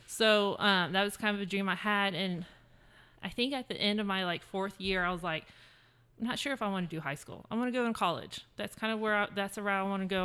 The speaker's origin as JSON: {"language": "English", "town": "San Antonio", "region": "Texas", "country": "United States", "tie": "born or raised there", "also_born_or_lived": "Virginia", "said": "I grew up in San Antonio, um, well, majority of my life. My dad was in the military, so we moved once to Virginia, but then pretty much we're San Antonio the rest of my life"}